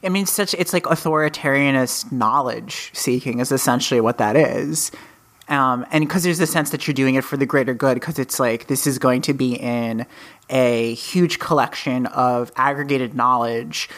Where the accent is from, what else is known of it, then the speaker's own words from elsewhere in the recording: United States; we are both from America